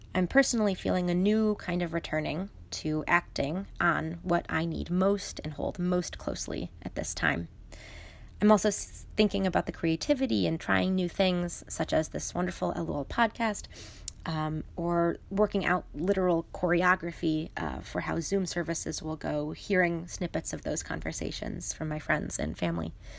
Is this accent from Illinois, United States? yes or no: yes; Chicago, Illinois, United States; my hometown in Chicago